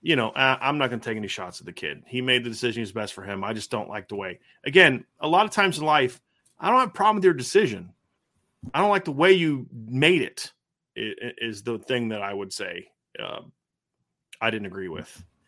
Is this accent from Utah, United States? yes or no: no; Lima, Ohio, United States; growing up in Lima